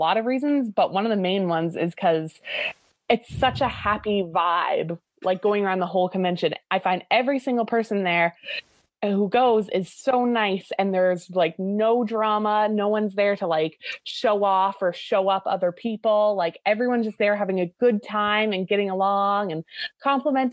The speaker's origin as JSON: {"language": "English", "region": "Newfoundland and Labrador", "country": "Canada", "said": "I'm from Newfoundland, which is like on the very east coast of Canada"}